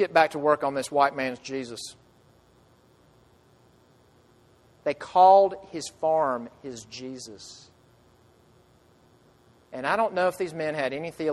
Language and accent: English; United States; as an American